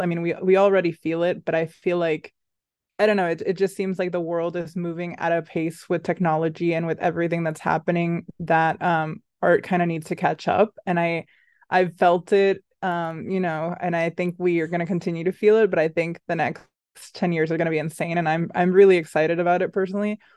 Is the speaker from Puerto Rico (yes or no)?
yes; Puerto Rico; also born or lived in Boston, United States; now in New York, United States; I grew up in Puerto Rico, surrounded by colors